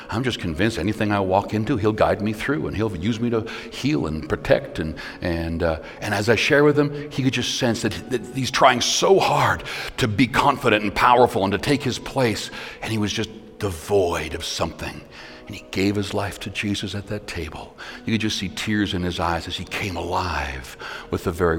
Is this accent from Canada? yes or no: yes; Canada; I'm not just a pastor, I'm a Canadian